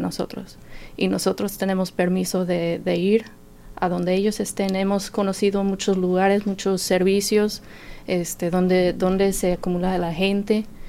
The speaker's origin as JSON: {"language": "Spanish", "town": "Martinsville", "region": "Indiana", "country": "United States", "tie": "born or raised there", "also_born_or_lived": "Mexico", "second_language": "Spanish", "moved": "as an adult", "lives_now": "Bloomington, United States", "said": "pues yo soy de Martinsville, ahí nací, ahí crecí, este, pero nos cambiamos aquí para Bloomington en el año 2007"}